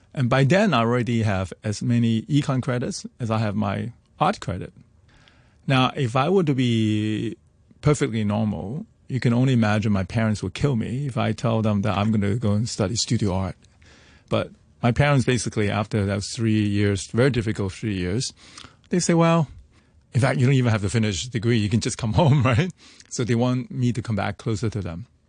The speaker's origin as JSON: {"language": "English", "country": "Hong Kong", "tie": "born or raised there", "said": "growing up in Hong Kong"}